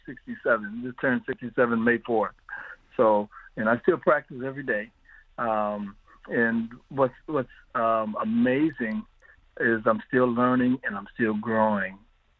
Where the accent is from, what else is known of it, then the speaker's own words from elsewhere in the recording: Ypsilanti, Michigan, United States; I'm born and raised in Ypsilanti